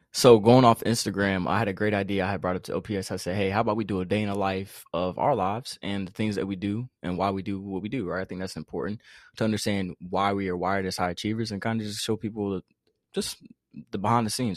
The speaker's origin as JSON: {"language": "English", "country": "United States", "said": "if I wasn't a Carolinian, I'd be a Texan"}